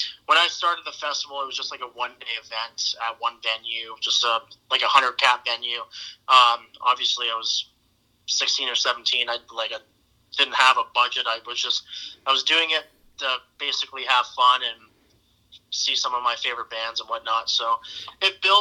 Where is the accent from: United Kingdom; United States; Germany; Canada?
Canada; Brantford, Ontario; I'm from Brantford. That's where my roots are